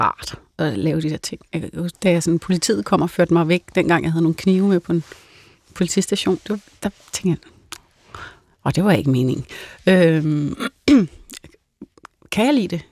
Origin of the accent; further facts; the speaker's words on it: North Zealand, Capital Region of Denmark, Denmark; Jeg kommer fra Sjælland Lund, øh, som er Nordsjælland